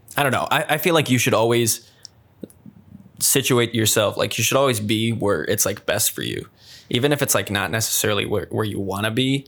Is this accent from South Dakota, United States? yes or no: yes; Sioux Falls, South Dakota, United States; moved away as an adult; also born or lived in Storm Lake, Iowa; my hometown, Sioux Falls.